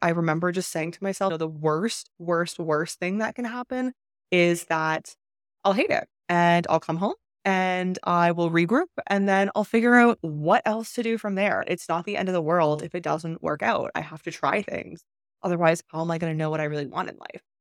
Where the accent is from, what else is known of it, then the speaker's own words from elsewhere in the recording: Canada; moved away as an adult; also born or lived in China; I am from Canada